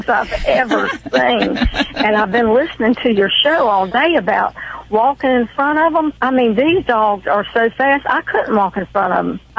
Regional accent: Thomasville, Georgia, United States; accent: Georgia; now in Tallahassee, United States; I'm actually in Tallahassee, Florida, but I'm from Thomasville, Georgia

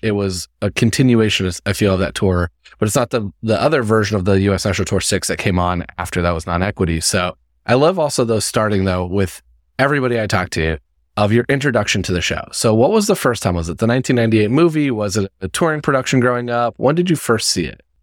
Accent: Indiana, United States; I'm from Indiana

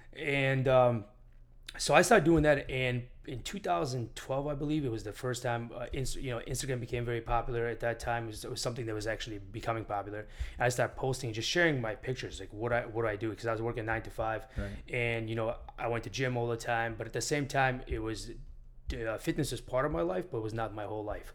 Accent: Syracuse, New York, United States; moved away as an adult; also born or lived in Armenia / Miami Beach; now in Miami, United States; I grew up in Syracuse, New York

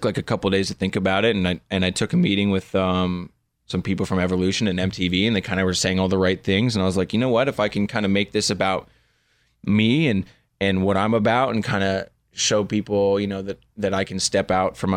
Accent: Malibu, California, United States; growing up in Malibu

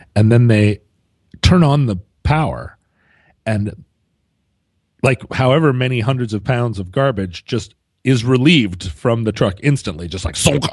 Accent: Alaska, United States; growing up in Alaska

